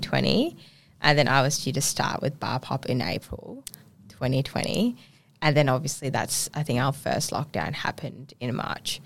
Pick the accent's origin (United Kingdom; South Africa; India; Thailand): Thailand; Ubon Ratchathani; also born or lived in Bangkok, Thailand / Koh Samui, Thailand; now in Perth, Australia; born there, born in a country part of Thailand called Ubon